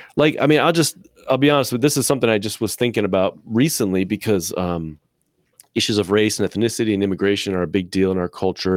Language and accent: English; United States; also born or lived in Midwest; I, as an American white man, have been trained by my culture